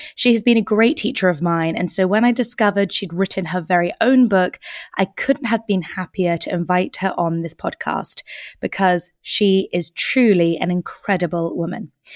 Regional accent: United Kingdom; as British women

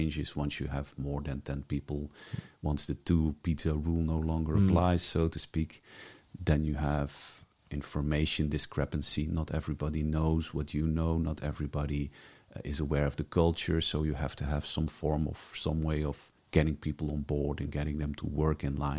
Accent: Zeelandic Flanders, Netherlands; moved away as an adult; also born or lived in Ghent, Belgium / Brussels, Belgium; now in Belgium; I was born in Zeeland, Flanders, which is the Netherlands, but it's so close to Flanders that most people consider them more Flemish than Dutch or something in between

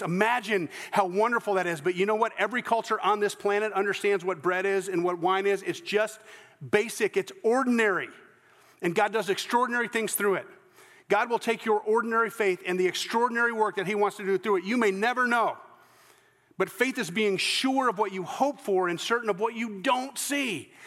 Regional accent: the American South, United States; accent: less sophisticated Southern

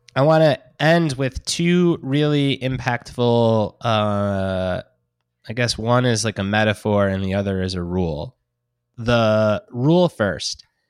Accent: Detroit, Michigan, United States; born and raised in Detroit, growing up a Detroit Lions fan

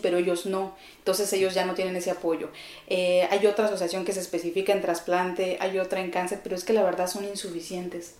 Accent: Chihuahua, Mexico; born or raised there; moved away as an adult; also born or lived in Ciudad Juárez, Chihuahua; now in Mexico City, Mexico

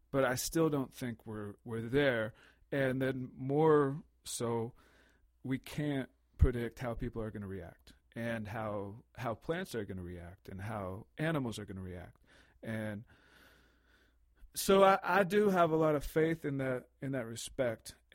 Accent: United States; now in Canada; I'm just I'm I'm American and Canadian, so when I see the Queen on the coin, I'm like, what's the deal?

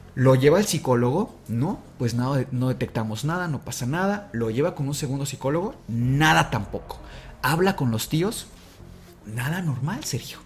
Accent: Mexico

